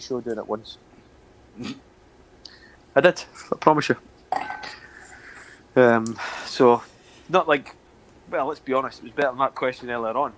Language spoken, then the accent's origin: English; Scotland, United Kingdom; us two being Scottish